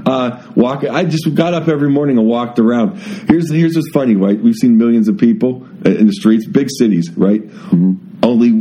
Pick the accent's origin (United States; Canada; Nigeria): United States; I'm offended as an American.